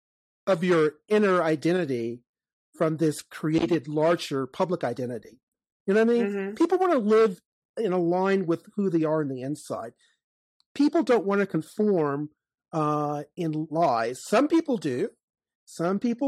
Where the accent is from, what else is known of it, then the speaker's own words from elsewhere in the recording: Chesterfield County, Virginia, United States; when I was growing up in Chesterfield County, Virginia